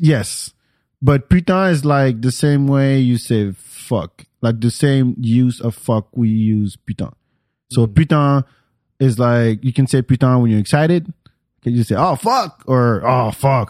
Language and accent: English; France; moved away; I grew up in France